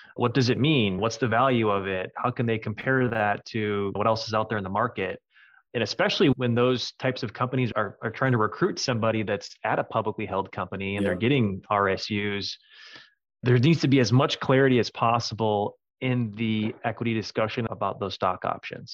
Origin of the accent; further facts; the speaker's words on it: Minneapolis, Minnesota, United States; moved away as an adult; now in San Francisco, United States; I'm a Minnesota native